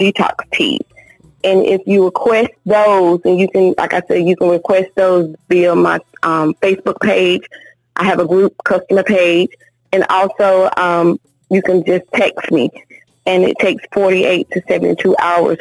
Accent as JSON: {"language": "English", "area": "Pittsboro", "region": "North Carolina", "country": "United States", "tie": "born or raised there", "lives_now": "Raleigh, United States", "said": "My hometown, it was in Pittsburgh, North Carolina, and I currently reside in Raleigh, North Carolina."}